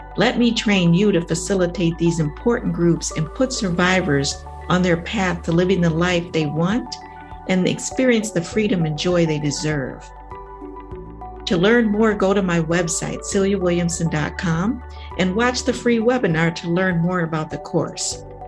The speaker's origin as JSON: {"language": "English", "region": "Ohio", "country": "United States", "said": "my home state, Ohio"}